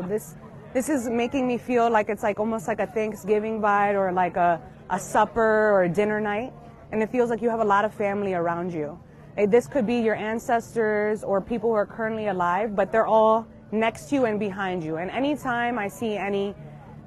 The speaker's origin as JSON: {"language": "English", "area": "Long Island", "region": "New York", "country": "United States", "said": "I'm actually from Long Island"}